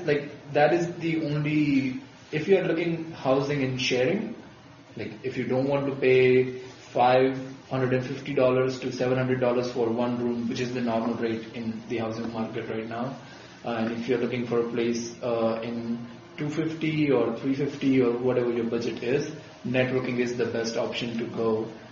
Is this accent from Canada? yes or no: no; India; first language Gujarati; English is a second language; think that was more helpful, because nobody spoke my language, which is Gujarati, which I spoke. That's my mother tongue.